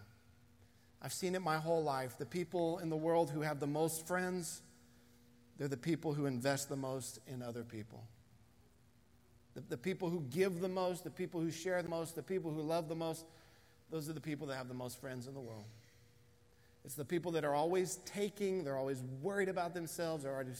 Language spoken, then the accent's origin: English; United States; being an American in 2020